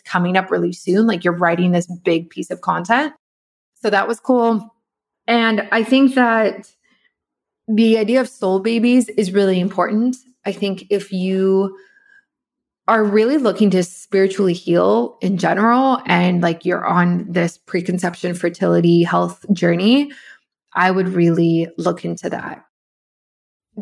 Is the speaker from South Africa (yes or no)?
yes; South Africa; I'm from South Africa